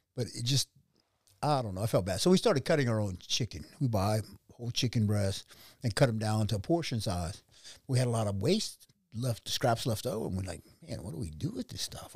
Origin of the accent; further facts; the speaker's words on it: Idaho Falls, Idaho, United States; also born or lived in Santa Barbara, California; I was born in Idaho Falls, Idaho